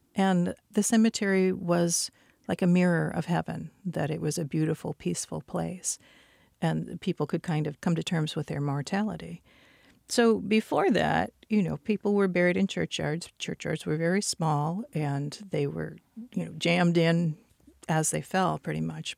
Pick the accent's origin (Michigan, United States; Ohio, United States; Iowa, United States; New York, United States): Michigan, United States; I grew up in Michigan